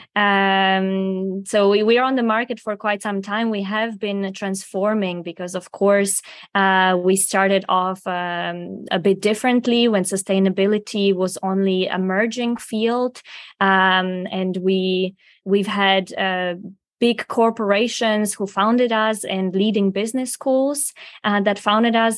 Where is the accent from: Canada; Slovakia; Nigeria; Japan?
Slovakia; moved away as an adult; also born or lived in Prague, Czech Republic; I'm from Slovakia originally